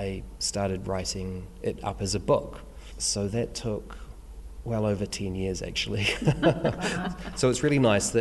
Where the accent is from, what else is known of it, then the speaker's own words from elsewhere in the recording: Christchurch, Canterbury, New Zealand; I grew up in St Martin's here in Christchurch